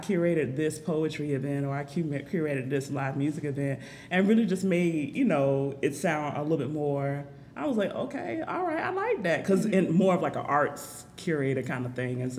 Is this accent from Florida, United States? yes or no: yes; Jacksonville, Florida, United States; I'm from Jacksonville. I'm a native here